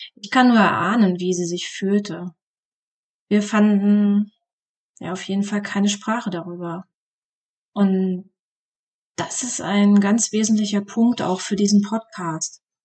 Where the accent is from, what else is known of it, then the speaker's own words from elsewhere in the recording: East Germany, Germany; Meine Jugend im Osten Deutschlands.